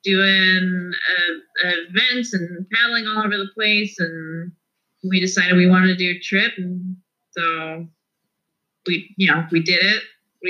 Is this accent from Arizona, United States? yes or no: no; Palmer, Alaska, United States; moved away as an adult; now in New York City, United States; I grew up in Alaska. I moved to New York for school.